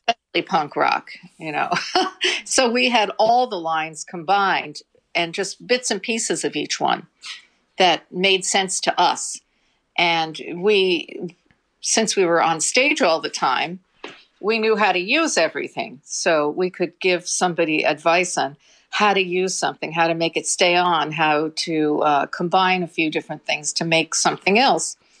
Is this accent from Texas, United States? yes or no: no; New York City, New York, United States; we grew up in the Bronx